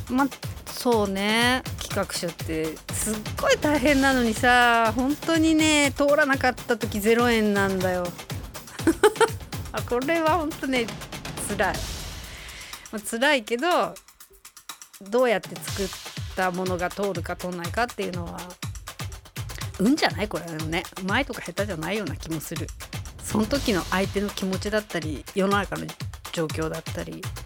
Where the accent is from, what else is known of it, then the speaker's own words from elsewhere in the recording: Obihiro, Hokkaido, Japan; 地元帯広